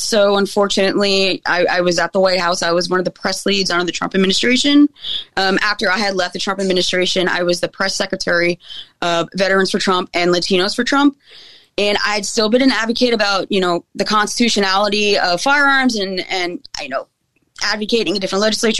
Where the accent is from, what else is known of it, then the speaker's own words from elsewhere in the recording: Australia; now in United States; I was very anti-gun growing up in Australia. As a dual citizen, guns are not the norm